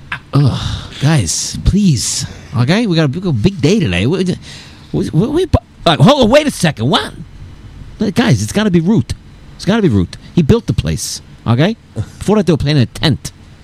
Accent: Long Island, New York, United States; I was a black kid growing up in Long Island, okay?

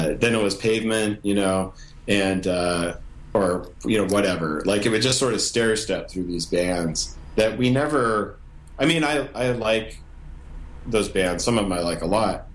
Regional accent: Montana, United States; we grew up in Montana, and the band started in Montana

